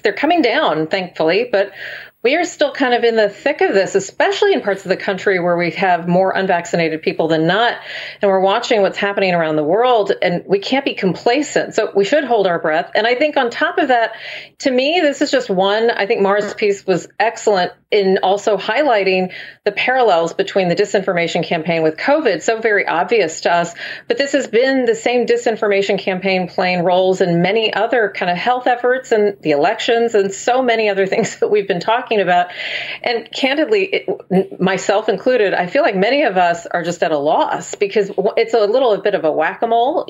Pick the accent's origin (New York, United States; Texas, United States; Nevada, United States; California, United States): Texas, United States; the state, my home state, the, the state that did not expand Medicaid